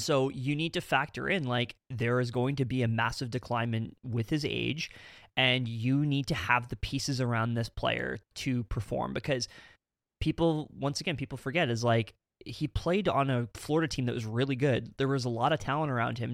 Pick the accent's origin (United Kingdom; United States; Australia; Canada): Canada; we are Canadian